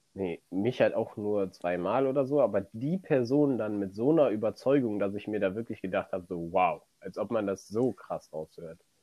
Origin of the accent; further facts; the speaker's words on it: near Cologne, North Rhine-Westphalia, Germany; du kommst aus der Nähe von Köln